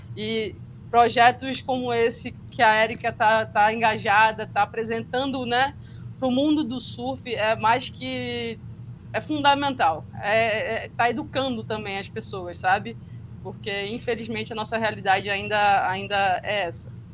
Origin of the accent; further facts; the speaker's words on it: Ipojuca, Pernambuco, Brazil; sou da Praia de Maracaípe, em Pernambuco